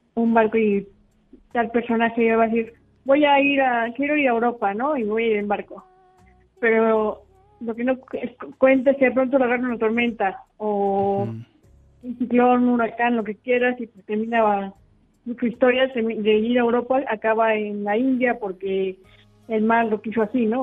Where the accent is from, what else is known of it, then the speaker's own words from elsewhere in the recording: Puebla, Mexico; yo soy de Puebla